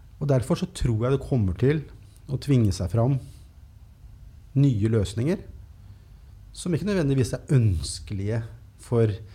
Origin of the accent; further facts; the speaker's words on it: Norway; jeg er født i Norge på 70-tallet